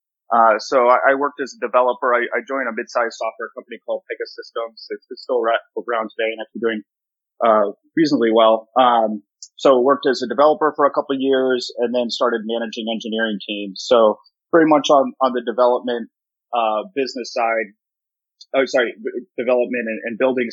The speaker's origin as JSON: {"language": "English", "town": "Boston", "region": "Massachusetts", "country": "United States", "tie": "born or raised there", "said": "I grew up in downtown Boston"}